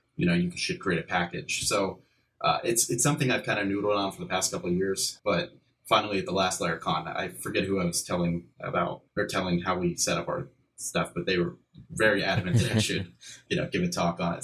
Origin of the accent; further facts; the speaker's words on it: Pittsburgh, Pennsylvania, United States; I'm from Pittsburgh, PA